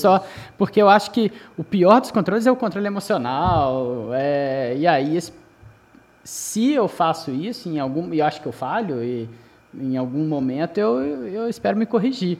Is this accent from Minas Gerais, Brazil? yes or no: yes; Juiz de Fora, Minas Gerais, Brazil; Eu sou mineiro